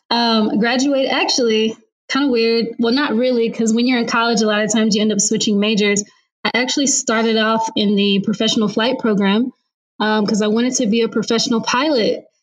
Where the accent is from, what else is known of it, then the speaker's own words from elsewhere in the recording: Indianapolis, Indiana, United States; also born or lived in San Diego; now in Austin, United States; I'm originally from Indianapolis, Indiana.